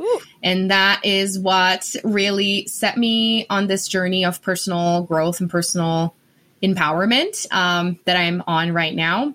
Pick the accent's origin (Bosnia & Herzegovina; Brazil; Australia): Brazil; English is a second language; moved away as an adult; also born or lived in Denver, Colorado; now in Colorado, United States; I am originally from Brazil, born and raised.